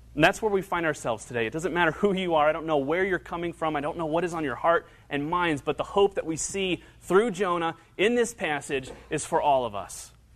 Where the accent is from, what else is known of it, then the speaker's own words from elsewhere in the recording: Northern Kentucky, United States; I grew up in Northern Kentucky, went to high school in Northern Kentucky